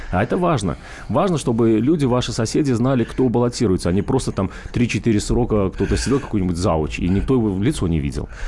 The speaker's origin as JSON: {"language": "Russian", "region": "Moscow", "country": "Russia", "said": "А все деньги мы, это москвичи, мы, мы занимаемся фандрейзингом"}